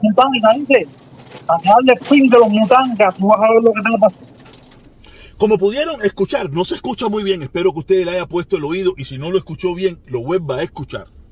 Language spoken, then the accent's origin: Spanish; Cuba; moved away; yo nací en Cuba, supuestamente